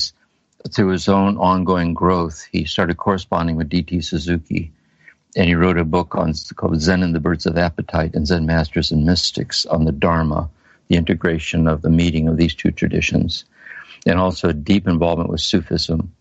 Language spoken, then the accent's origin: English; Akron, Ohio, United States; I was born in 1943 in Akron, Ohio, the oldest of six children